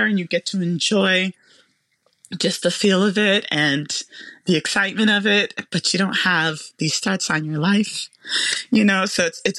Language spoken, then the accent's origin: English; Memphis, Tennessee, United States; I was born in Memphis, Tennessee